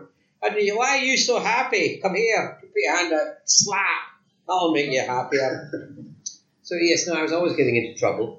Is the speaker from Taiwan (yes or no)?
no; Highlands of Scotland, United Kingdom; now in London, United Kingdom; I'm a soft southerner. Actually, I come from the Highlands of Scotland, so as far as I'm concerned, you're all southerners to me. But in fact, I've lived in London now for about 50 years, so I'm a wee soft southerner.